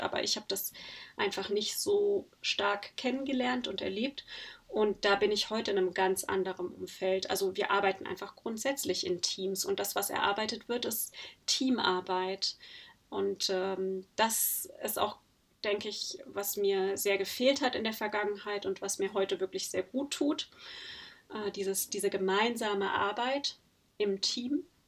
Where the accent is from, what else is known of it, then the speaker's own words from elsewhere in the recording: Germany; also born or lived in Netherlands; bei uns in Deutschland